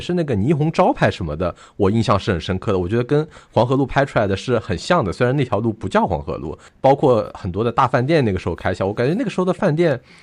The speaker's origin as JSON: {"language": "Chinese", "region": "Shanghai", "country": "China", "tie": "born or raised there", "said": "住在臭名昭著的洪镇老街片区"}